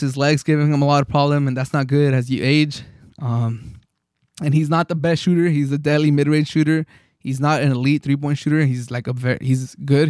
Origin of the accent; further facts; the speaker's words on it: San Diego, California, United States; I'm from San Diego